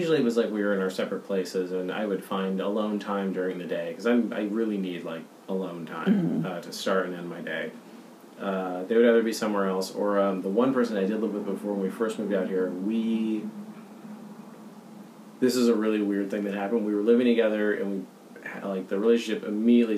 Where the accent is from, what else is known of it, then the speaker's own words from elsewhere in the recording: Boston, Massachusetts, United States; I'm from Boston. My mom's from Pittsburgh. My dad's from New Jersey